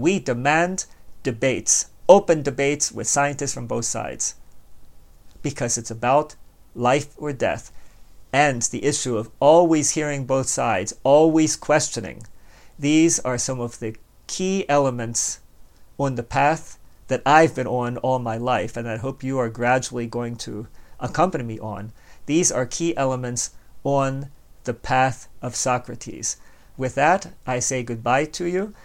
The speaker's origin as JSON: {"language": "English", "town": "Baltimore", "region": "Maryland", "country": "United States", "tie": "born or raised there", "said": "I was born and raised in Baltimore"}